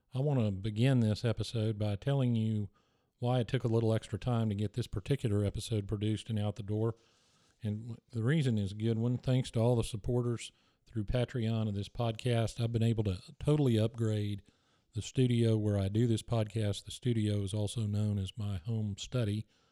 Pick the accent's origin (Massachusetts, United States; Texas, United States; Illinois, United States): Texas, United States; growing up in Texas, you get exposed to so many things that just don't exist other places.